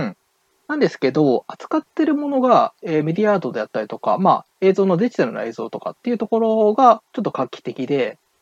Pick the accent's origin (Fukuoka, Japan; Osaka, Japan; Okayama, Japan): Okayama, Japan; 地元岡山